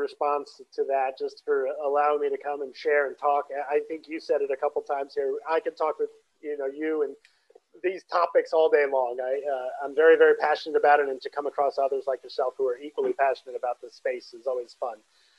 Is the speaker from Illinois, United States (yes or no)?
no; Brooklyn, New York, United States; I'm from Brooklyn. So I was born in Brooklyn. My whole family, my mom, dad, and my siblings, both of them and myself, all born in Brooklyn.